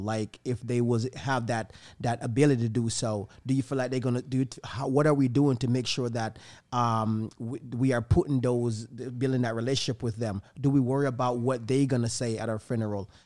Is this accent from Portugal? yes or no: no; Jamaica; now in Tampa, United States; the place where I'm from, Jamaica